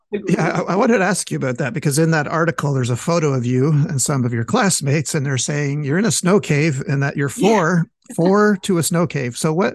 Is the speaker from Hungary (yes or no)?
no; Montreal, Quebec, Canada; also born or lived in Tucson; I'm from Montreal.